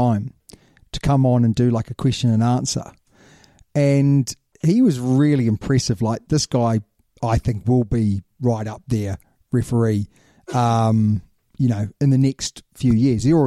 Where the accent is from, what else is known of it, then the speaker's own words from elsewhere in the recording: New Zealand; as a Kiwi